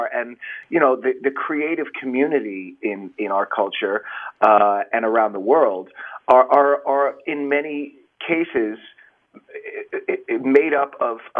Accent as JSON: {"language": "English", "area": "Long Island", "region": "New York", "country": "United States", "tie": "born or raised there", "also_born_or_lived": "Bronx, New York / Manhattan, New York", "said": "I was born in the Bronx. And grew up on Long Island and in Manhattan"}